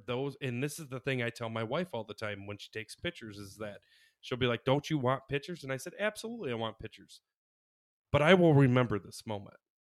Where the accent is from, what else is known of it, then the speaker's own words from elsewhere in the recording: Michigan, United States; we're from Michigan